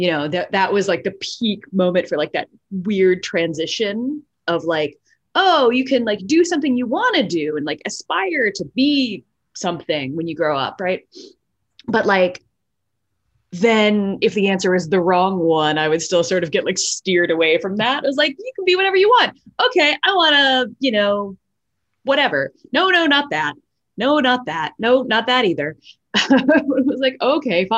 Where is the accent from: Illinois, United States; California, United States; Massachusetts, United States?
Massachusetts, United States; outside of Boston; also born or lived in East Coast of the U.S.; now in New York, United States; I grew up outside of Boston